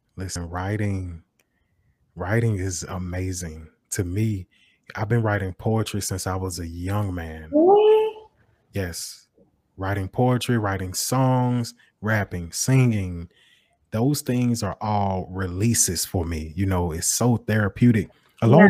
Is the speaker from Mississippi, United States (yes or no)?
no; Macon, Georgia, United States; I live in West Macon. I'm from West Macon.